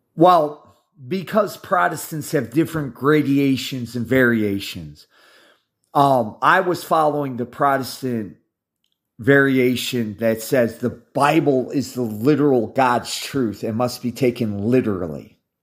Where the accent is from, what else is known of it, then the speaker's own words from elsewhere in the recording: Midwest, United States; I was raised in the Midwest